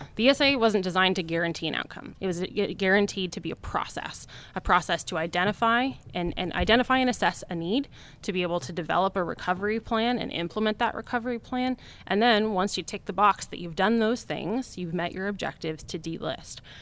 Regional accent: Wyoming, United States; I'm from Wyoming

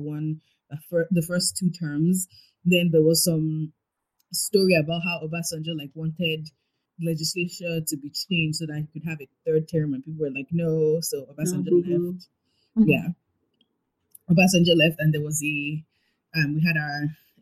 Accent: Nigeria; I'm a Nigerian.

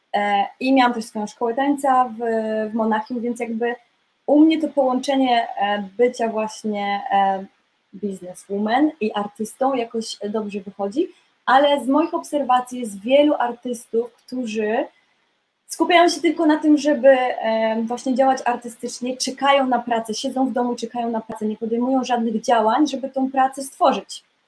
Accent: Poland; moved away as an adult; also born or lived in Munich; now in London, United Kingdom; w Polsce miałam dosyć już taką rozwiniętą karierę taneczną i aktorsko też już się zaczynało działać ale wyjechałam z Polski

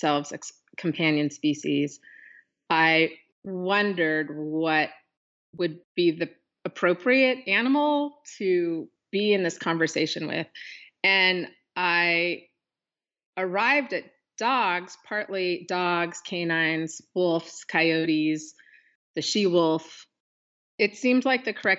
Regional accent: Pacific Northwest, United States; born or raised there

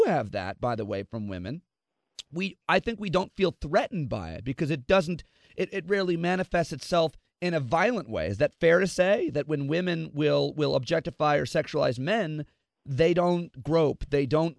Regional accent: Syracuse, New York, United States; I grew up in Syracuse, New York

